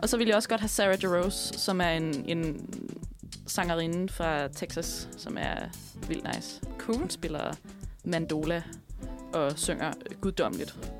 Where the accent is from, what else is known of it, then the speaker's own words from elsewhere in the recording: Bure Sø, Capital Region of Denmark, Denmark; Jeg er fra Buresø, som er nabobyen, byen til Slagslunde